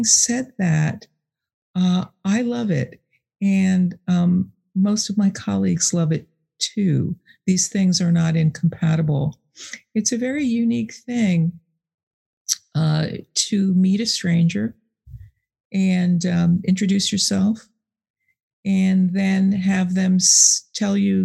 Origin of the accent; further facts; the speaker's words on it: New York, United States; moved away as an adult; also born or lived in Boston area; now in Boston, United States; I grew up in New York, but I've lived here in the Boston area for 30 years